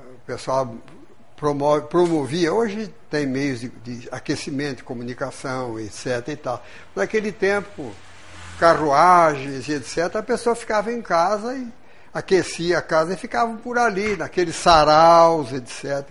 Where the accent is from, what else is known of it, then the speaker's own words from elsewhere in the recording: Lins, São Paulo, Brazil; moved away as an adult; now in Juiz de Fora, Brazil; Estudei num colégio protestante, etc. Irmão do Grambi daqui de Juiz de Fora, lá no interior do estado de São Paulo